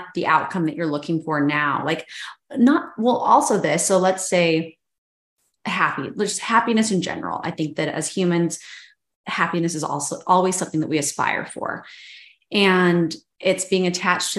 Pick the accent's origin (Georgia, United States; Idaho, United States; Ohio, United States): Idaho, United States; Boise; we love the Boise area, as being like born and raised in the Boise area